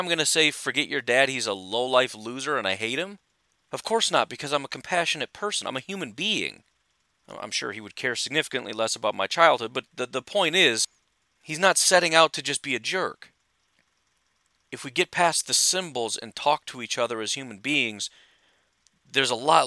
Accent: Illinois, United States; I grew up in Illinois

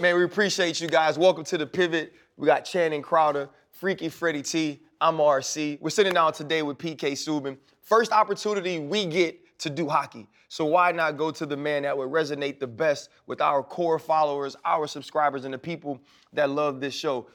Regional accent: New Orleans, Louisiana, United States; I grew up in New Orleans

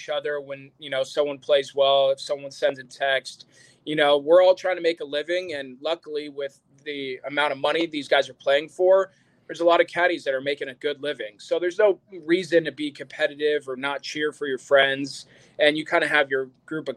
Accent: West Coast, United States; we're both from the West Coast

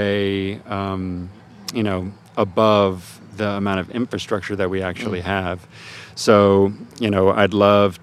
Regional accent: Atlanta, Georgia, United States; I grew up in Atlanta, Georgia

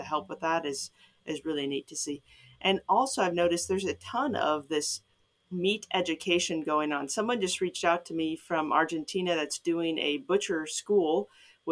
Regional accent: Chicago suburbs, Illinois, United States; moved away as an adult; now in Ohio, United States; I'm from Chicago suburbs

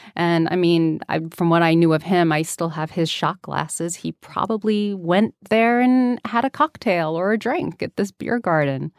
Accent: New York City, New York, United States; growing up in New York City?

